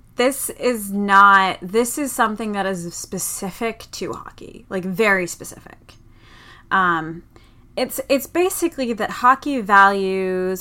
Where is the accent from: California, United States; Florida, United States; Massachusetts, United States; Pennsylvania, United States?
Massachusetts, United States; Boston; I'm from Boston